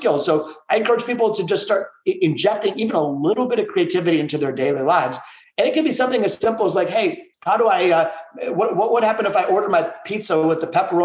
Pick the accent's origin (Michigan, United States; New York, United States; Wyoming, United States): Michigan, United States; Detroit; my hometown of Detroit